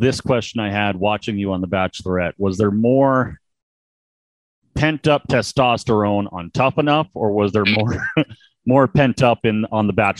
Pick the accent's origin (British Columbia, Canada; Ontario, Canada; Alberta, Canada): Ontario, Canada; Niagara Falls; I'm from the Niagara Falls, Canada area.